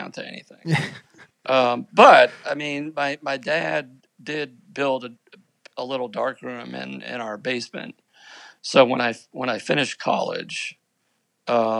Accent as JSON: {"language": "English", "town": "New Bedford", "region": "Massachusetts", "country": "United States", "tie": "born or raised there", "also_born_or_lived": "Manhattan, Kansas", "moved": "as an adult", "said": "I was doing occasional assignments for my hometown newspaper, the New Bedford Standard Times"}